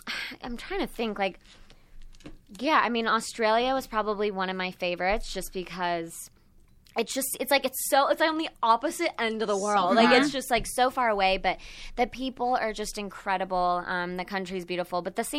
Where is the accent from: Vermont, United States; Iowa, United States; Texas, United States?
Texas, United States; I grew up in Texas, and so I don't know. I'm the only child